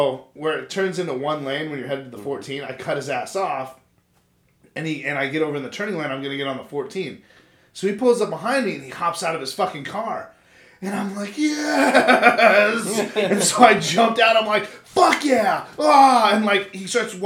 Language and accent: English; California, United States; moved away; I'm from California